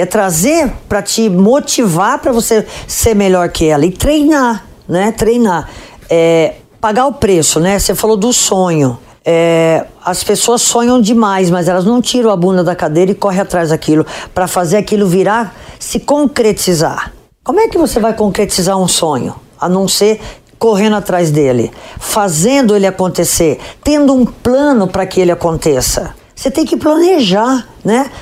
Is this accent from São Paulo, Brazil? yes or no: yes; Potirendaba, São Paulo, Brazil; eu sou do interior de São Paulo